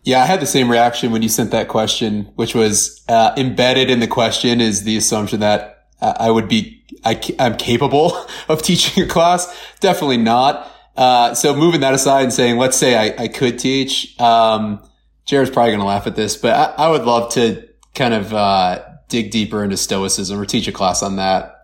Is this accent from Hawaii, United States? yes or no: no; Cleveland, Ohio, United States; I'm from Cleveland